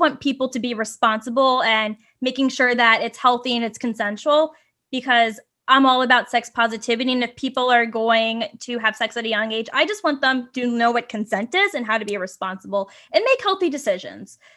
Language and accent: English; Virginia, United States; now in San Francisco, United States; I'm originally from Virginia and, you know, there's all that Southern culture there